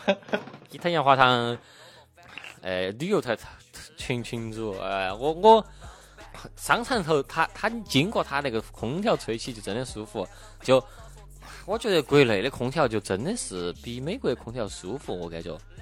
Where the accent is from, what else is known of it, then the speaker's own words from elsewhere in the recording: Chengdu, Sichuan, China; accent: Sichuanese; moved away; 作为一个成都人